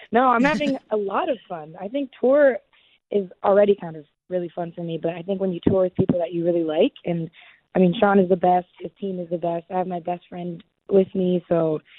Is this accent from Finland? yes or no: no; Canada; I'm from Canada